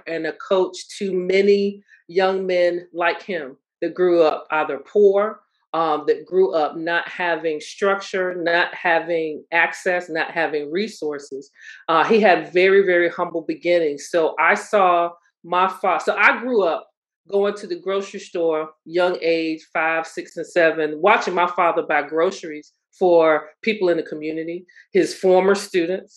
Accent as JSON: {"language": "English", "town": "Suffolk", "region": "Virginia", "country": "United States", "tie": "born or raised there", "also_born_or_lived": "Norfolk, Virginia", "said": "I am from surprising Suffolk. In Suffolk, Virginia, it's the peanut capital"}